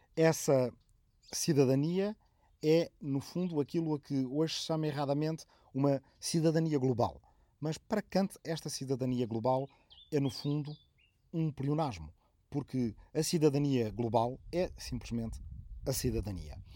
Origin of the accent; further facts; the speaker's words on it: Arrifana, Santarém District, Portugal; moved away; minha aldeia de origem de Arrifana, no Ribatejo